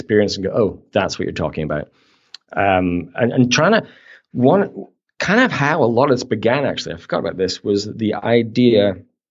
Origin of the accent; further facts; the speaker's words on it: Canada; we're Canadian